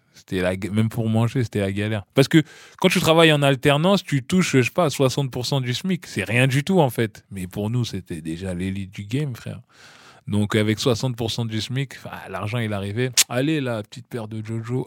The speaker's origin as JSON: {"language": "French", "town": "Ifs", "region": "Normandy", "country": "France", "tie": "born or raised there", "also_born_or_lived": "Bondy, France / Paris, France", "moved": "yes", "said": "je suis né à Bondy, à l'hôpital Jean Verdier. Et puis, euh, très petit, mes, parents sont partis à Caen, dans un village qui s'appelle If. Donc, j'ai emménagé avec eux à If et tout. Et donc, j'ai vécu mon enfance en Normandie"}